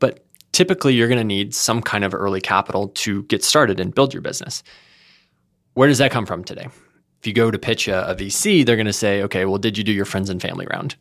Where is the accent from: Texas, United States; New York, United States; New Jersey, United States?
Texas, United States; moved away as an adult; now in California, United States; I'm originally from Texas.